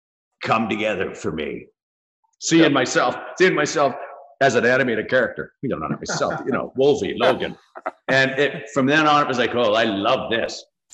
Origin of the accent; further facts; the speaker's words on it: Dublin, Leinster, Ireland; born there; So since I was that close, I was born in Dublin.